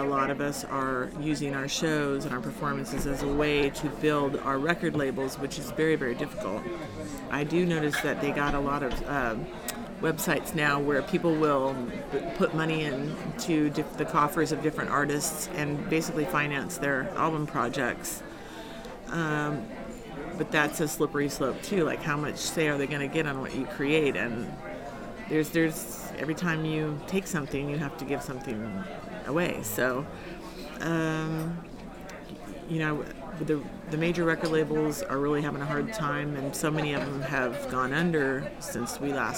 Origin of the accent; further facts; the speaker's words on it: Washington, United States; my home state of Washington State